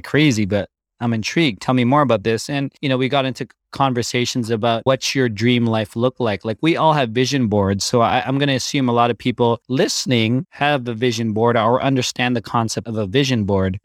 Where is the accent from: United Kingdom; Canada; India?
Canada; I grew up born and raised in Canada